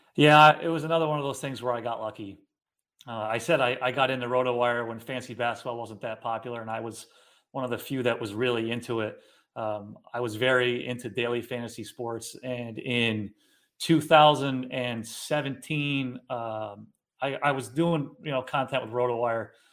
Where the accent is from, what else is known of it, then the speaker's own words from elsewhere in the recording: Ballston Spa, New York, United States; also born or lived in Guilderland, New York; I grew up in Ballston Spa. Um, I live in Gilderland now, so I've been in the Capital Region basically my whole life